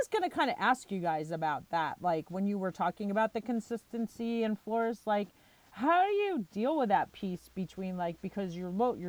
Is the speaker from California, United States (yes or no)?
no; Long Island, New York, United States; moved away; I grew up in New York on Long Island